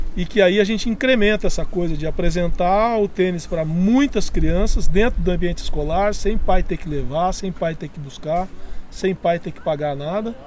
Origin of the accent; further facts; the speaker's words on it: Jacarezinho, Paraná, Brazil; now in Curitiba, Brazil; Jacarezinho por ser minha terra natal e eu tenho um compromisso histórico com essa cidade